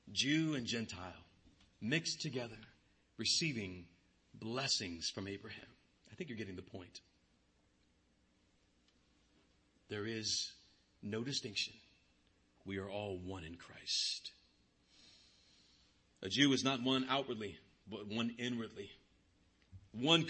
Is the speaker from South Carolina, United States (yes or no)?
no; Bakersfield, California, United States; I grew up in Fairfax, the darker part of Bakersfield.